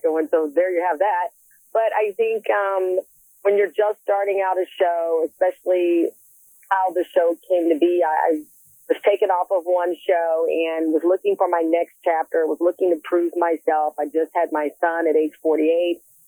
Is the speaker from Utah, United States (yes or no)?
no; Texas, United States; moved away; also born or lived in Philadelphia, Pennsylvania; I was born in Texas, but I got my soul in Philadelphia